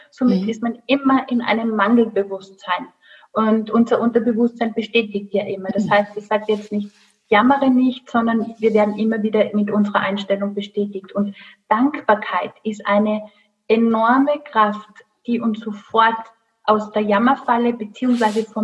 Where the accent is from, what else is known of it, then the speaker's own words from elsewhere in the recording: Rhineland, Germany; Ich lache mal, ähm. ich bin Rheinländerin.